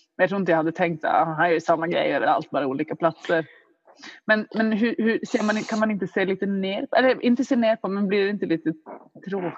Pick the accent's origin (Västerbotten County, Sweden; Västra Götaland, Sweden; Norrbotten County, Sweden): Norrbotten County, Sweden; Luleå; jag växte upp i Luleå